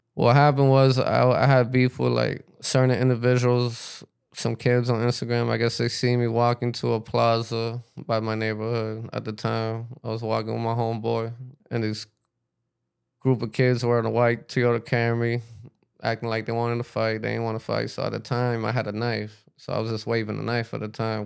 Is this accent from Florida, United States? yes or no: yes; Miami, Florida, United States; also born or lived in New York / Peru; I grew up in Miami